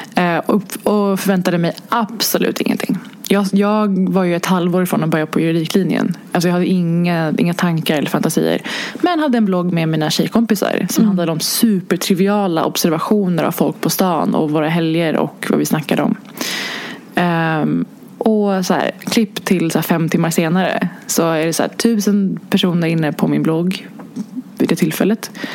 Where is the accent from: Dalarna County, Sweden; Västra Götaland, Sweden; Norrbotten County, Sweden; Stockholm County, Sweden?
Stockholm County, Sweden; Stockholm; jag är inte uppvuxen i stan. Jag är ju från Hägersten